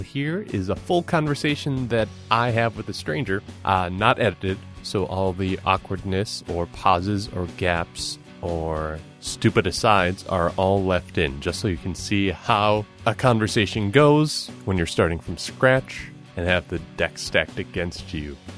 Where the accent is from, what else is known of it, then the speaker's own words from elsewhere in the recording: Minneapolis, Minnesota, United States; I am a comedian from Minneapolis, Minnesota